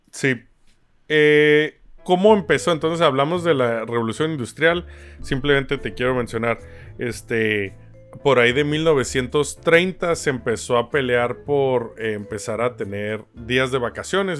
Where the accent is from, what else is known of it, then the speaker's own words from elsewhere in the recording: Tijuana, Baja California, Mexico; moved away; Yo nací en Tijuana, güey, México, frontera con Estados Unidos. Para mí, Estados Unidos, cuando crecí, era el primer mundo y era el objetivo a llegar, porque pues de ahí soy